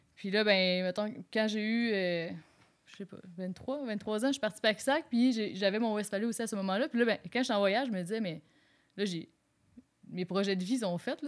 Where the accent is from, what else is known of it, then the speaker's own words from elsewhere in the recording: Quebec, Canada; moved away as an adult; now in Quebec City, Canada; je suis originaire du Lac-Saint-Jean